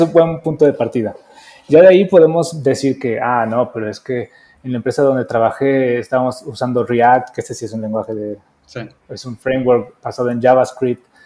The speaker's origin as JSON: {"language": "Spanish", "country": "Mexico", "also_born_or_lived": "Mexico City", "said": "soy un diseñador mexicano, estoy viviendo ahorita en Ciudad de México"}